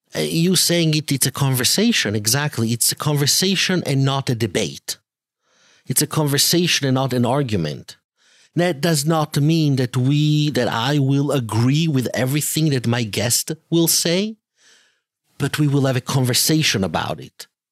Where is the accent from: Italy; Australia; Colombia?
Italy; moved away; also born or lived in Israel / England / France; I am an Italian Jew because I was born in Italy and I also lived in Israel for many, many years, uh, roughly eighteen years